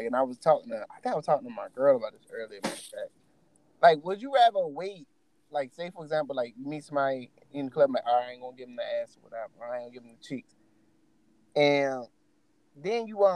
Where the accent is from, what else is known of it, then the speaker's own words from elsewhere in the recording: Baltimore, Maryland, United States; also born or lived in California; now in Atlanta, United States; I'm from Baltimore